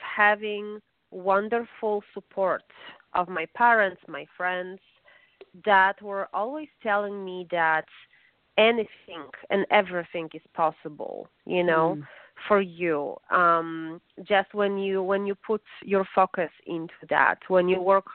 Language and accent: English; Warsaw, Masovian Voivodeship, Poland; English is a second language; moved away as an adult; now in United States; my mom is a professor of medicine and also a vice president of education in my city, in Warsaw, Polish capital